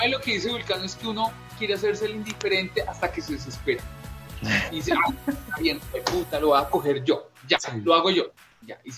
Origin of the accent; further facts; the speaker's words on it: Bogotá, Colombia; Yo siento que, somos los bogotanos sí